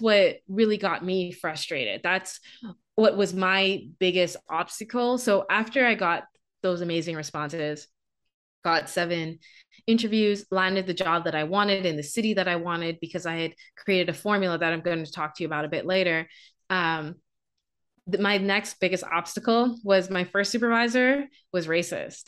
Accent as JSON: {"language": "English", "country": "Bahamas", "moved": "as an adult", "lives_now": "Canada", "said": "I'm from the Bahamas."}